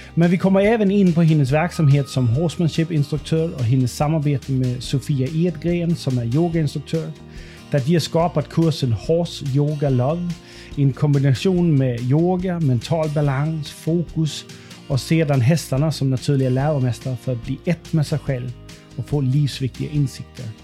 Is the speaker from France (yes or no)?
no; Denmark; now in Sweden; jag kommer från Danmark